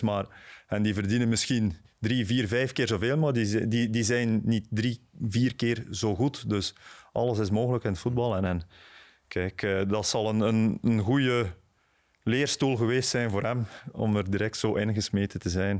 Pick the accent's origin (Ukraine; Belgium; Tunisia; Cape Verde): Belgium; Bruges, Flanders; ik ben, ben van Brugge, ik ben van Sint-Andries